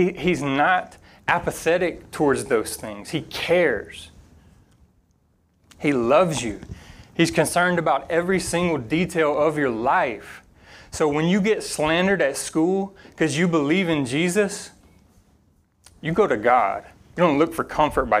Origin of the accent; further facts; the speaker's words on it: Louisiana, United States; moved away; growing up in Louisiana